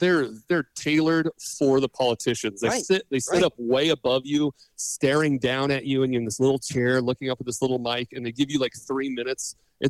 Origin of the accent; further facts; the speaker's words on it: Pacific Northwest, United States; growing up in the Pacific Northwest, I grew up trout, salmon, steelhead, sturgeon, all this type of fishing. I came out to Missouri and was like, oh, you guys don't have anything.